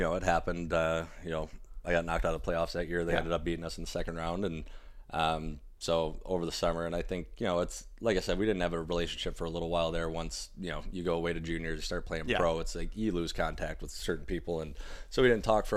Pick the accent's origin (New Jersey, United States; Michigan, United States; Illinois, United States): Michigan, United States; Detroit; I'm from Metro Detroit area